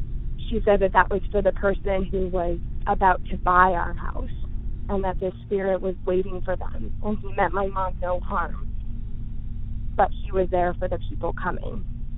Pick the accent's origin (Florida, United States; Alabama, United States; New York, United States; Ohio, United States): Ohio, United States; Uniontown; I grew up in Uniontown, Ohio